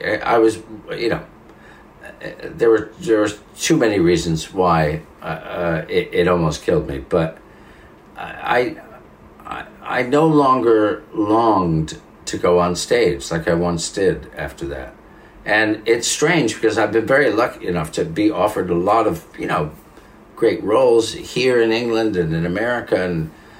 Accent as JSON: {"language": "English", "country": "Italy", "accent": "Italian", "second_language": "English", "said": "So there are times, even when I hear my own Italian accent, I go, oh, no."}